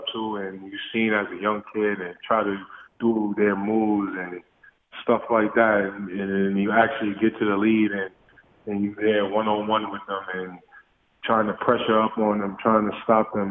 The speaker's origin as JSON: {"language": "English", "town": "New York City", "region": "New York", "country": "United States", "tie": "born or raised there", "said": "Growing up in Coney Island, you know, it's tough."}